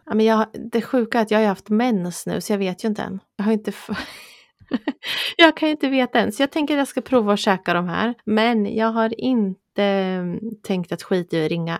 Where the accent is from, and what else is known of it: Östergötland, Sweden; accent: broad östgötska